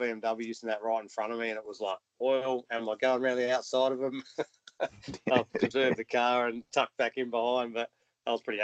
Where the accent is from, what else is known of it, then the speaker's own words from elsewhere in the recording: Adelaide, South Australia, Australia; growing up in Adelaide